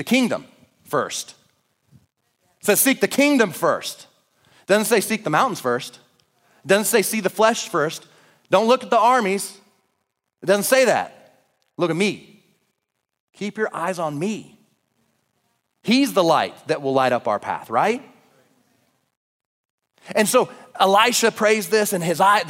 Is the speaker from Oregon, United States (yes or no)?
yes; Oregon, United States; now in Idaho, United States; I'm from Oregon